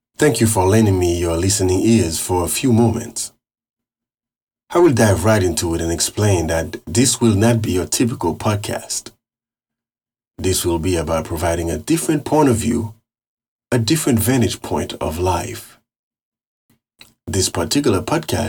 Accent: Carrefour, Ouest, Haiti; I was born and raised in Haiti.

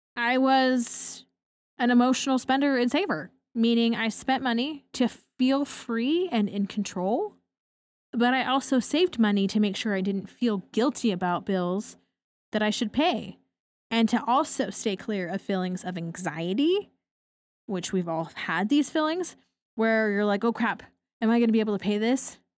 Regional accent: Portland, Oregon, United States; I grew up in Portland, Oregon, overcast nine months out of the year

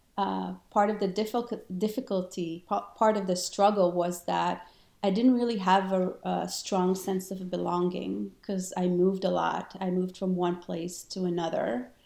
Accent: Israel; English is a second language; moved away; also born or lived in Argentina; And yeah, I grew up in Israel for many years. I lived there, but I traveled to South America, and I was actually born in Argentina.

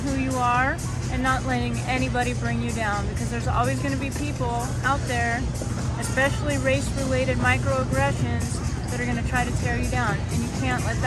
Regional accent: California, United States; now in Rockland County, United States; I'm originally from California, but live in Rockland County

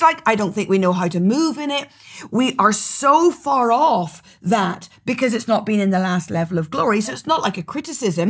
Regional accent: Northern Ireland, United Kingdom; accent: Northern Irish; My accent is Northern Irish

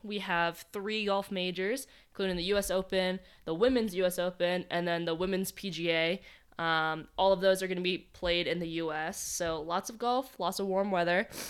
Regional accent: Boston Marathon course town, Massachusetts, United States; moved away; the course goes right through my hometown

